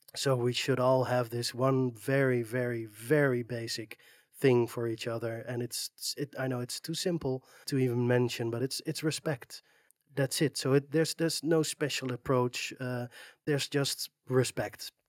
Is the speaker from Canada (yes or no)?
no; Netherlands; I'm from the Netherlands, uh, it's a, it's a small flat country